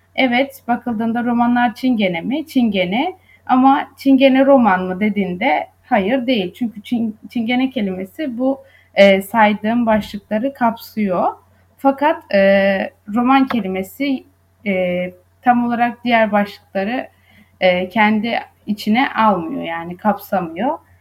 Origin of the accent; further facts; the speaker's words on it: Söke, Aydın, Turkey; moved away as an adult; now in Izmir, Turkey; Aydınlıyım aslen. Söke'de doğdum. İlkokul ve ortaokulu, liseyi Söke'de tamamladım.